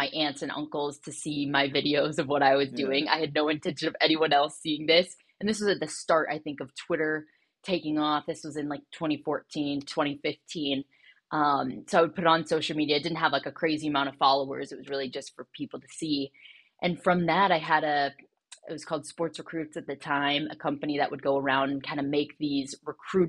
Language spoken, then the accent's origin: English; Southern California, United States; my family growing up in Southern California